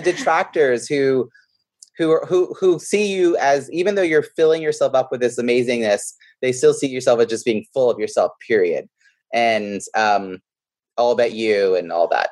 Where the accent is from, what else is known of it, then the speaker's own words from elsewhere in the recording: New York, United States; now in Boston, United States; I grew up in New York